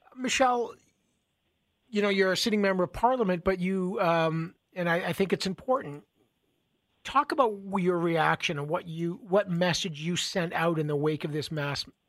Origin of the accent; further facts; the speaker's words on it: Toronto, Ontario, Canada; moved away as an adult; also born or lived in Montreal; I was born and raised in Toronto. I lived most of my life in that city